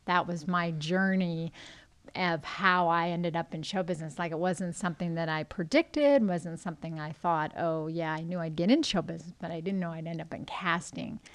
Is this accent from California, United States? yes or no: yes; Los Angeles, California, United States; I grew up, I was born and raised in Los Angeles